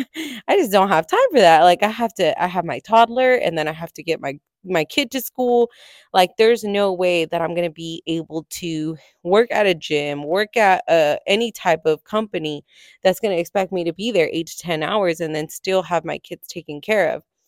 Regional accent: California, United States; moved away as an adult; I am originally from California, lived there my entire life, set my roots there

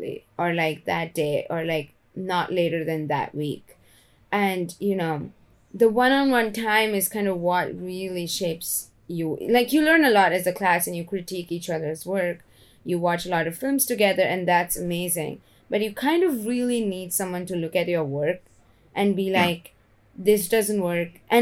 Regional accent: India; now in United States; I came from India and I came to America, which is an extremely hardworking workaholic environment. And that's how I grew up as well

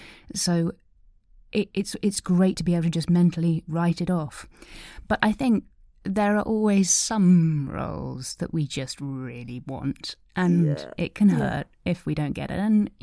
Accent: East of England, United Kingdom; born there; And had no idea. I was born in Suffolk

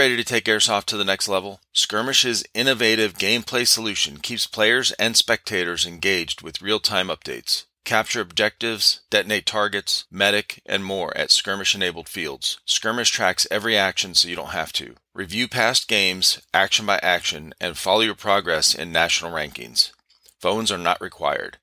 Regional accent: Ohio, United States; now in South Carolina, United States; I'm from Ohio

